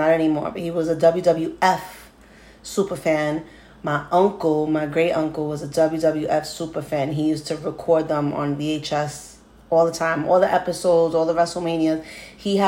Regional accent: New York City, New York, United States; I am from New York City, so I'm going to give you the point of view of a native New Yorker

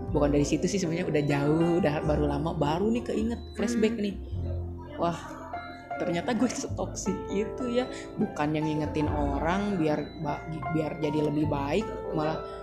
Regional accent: Bandung, West Java, Indonesia; gue juga orang Bandung

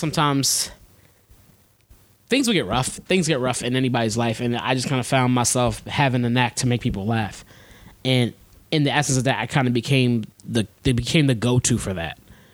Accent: Philadelphia, Pennsylvania, United States; I'm from Philadelphia. That's where I'm from. From Philly. Born and raised.

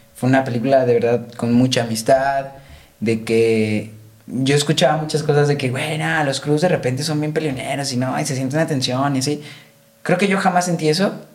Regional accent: Guadalajara, Jalisco, Mexico; soy de Guadalajara

